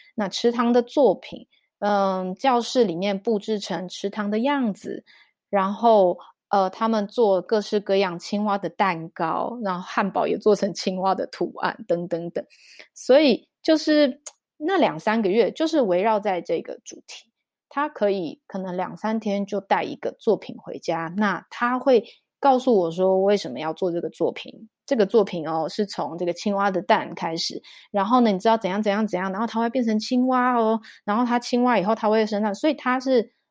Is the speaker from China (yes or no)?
no; Taiwan; now in Zug, Switzerland; 因为我们俩都台湾人啦